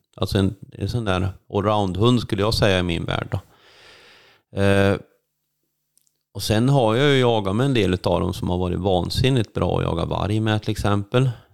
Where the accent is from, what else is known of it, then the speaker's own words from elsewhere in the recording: Värmland, Sweden; moved away as an adult; now in Älvdalen, Sweden; jag är ju född uppväxt i Värmland